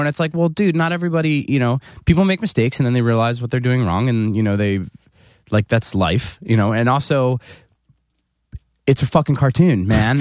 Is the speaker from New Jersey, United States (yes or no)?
yes; fifteen minutes outside of Philadelphia, New Jersey, United States; born or raised there; moved away as an adult; also born or lived in Chicago